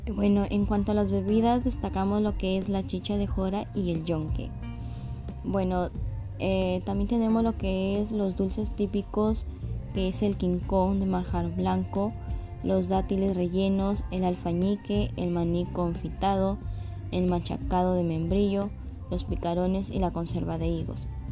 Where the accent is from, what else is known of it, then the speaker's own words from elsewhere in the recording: Mexico; nosotros como los mexicanos debemos de sentirnos orgullosos de donde de dónde nacimos